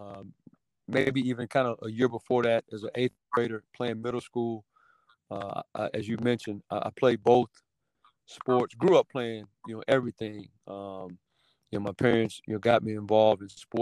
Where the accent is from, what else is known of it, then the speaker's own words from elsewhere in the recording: Oxford, North Carolina, United States; moved away as an adult; also born or lived in Mississippi; now in Oxford, Mississippi, United States; that's my home state and, where I was born and raised